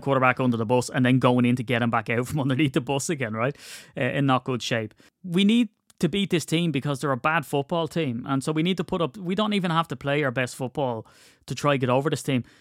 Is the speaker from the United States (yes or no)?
no; Ireland; we're Irish